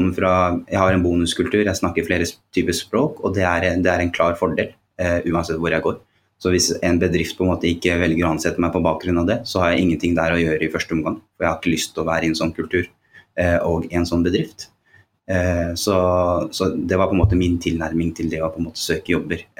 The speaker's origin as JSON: {"language": "Norwegian", "region": "Oslo", "country": "Norway", "tie": "born or raised there", "said": "jeg vokste opp på Holmlia."}